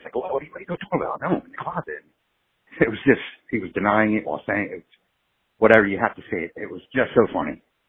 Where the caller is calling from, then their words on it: Philadelphia, Pennsylvania, United States; From Philadelphia, but I'm calling from Florida on vacation in Disney World with my family.